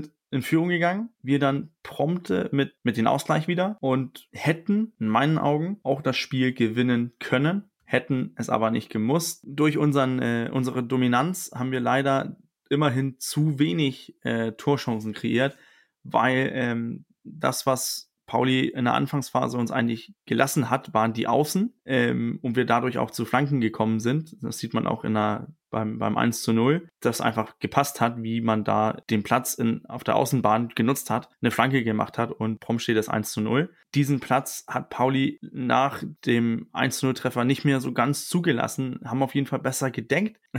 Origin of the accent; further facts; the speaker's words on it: Denmark; ich bin auch Däne, ich darf das mit auch Vornamen mit dem Coach sein